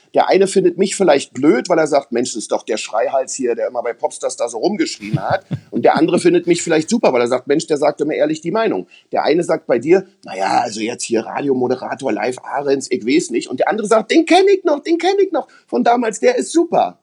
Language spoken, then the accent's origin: German; East Germany, Germany; ich bin ja aus dem Osten.